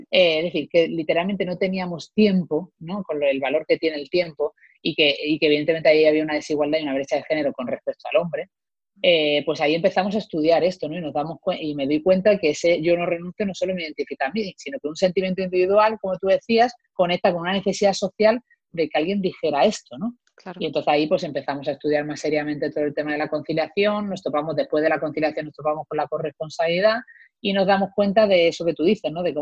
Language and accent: Spanish; Málaga, Andalusia, Spain; moved away as an adult; now in Madrid, Spain; yo me vine de Málaga a Madrid a estudiar